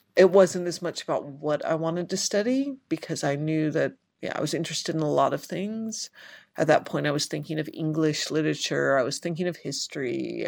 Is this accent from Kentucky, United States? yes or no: yes; Richmond, Kentucky, United States; I was born and raised in Richmond, Kentucky